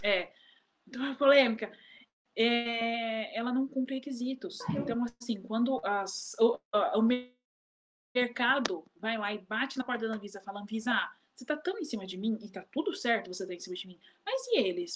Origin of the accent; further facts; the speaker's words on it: Brazil; eu sou brasileira da terra dos mar, dos mar terra